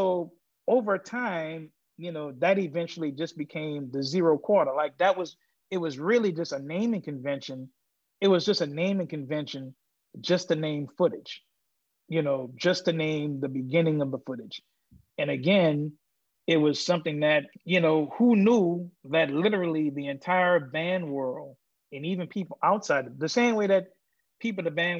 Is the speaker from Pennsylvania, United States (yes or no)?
no; New Orleans, Louisiana, United States; I'm from New Orleans